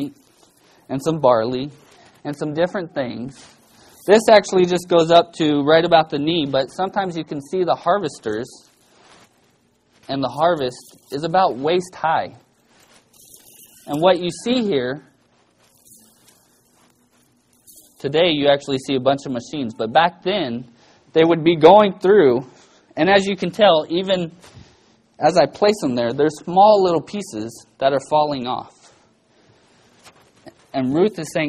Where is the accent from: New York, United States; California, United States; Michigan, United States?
California, United States; Bakersfield; growing up in Bakersfield, growing up a welder's son